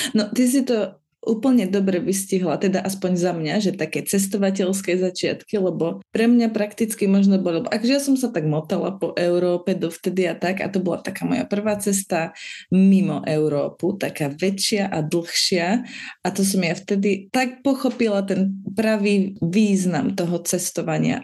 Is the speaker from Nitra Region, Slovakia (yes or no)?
no; Liptovský Mikuláš, Žilina Region, Slovakia; ja som z Mikuláša